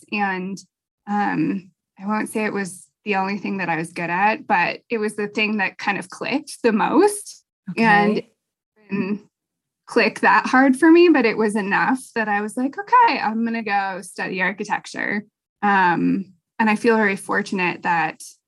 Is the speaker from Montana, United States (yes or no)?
yes; Helena, Montana, United States; now in Bozeman, United States; I'm from Helena, Montana, and I live in Bozeman currently.